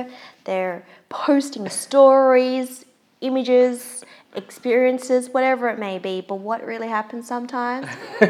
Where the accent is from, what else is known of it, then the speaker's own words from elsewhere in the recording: Australia; I'm bloody born here, born and raised in Australia.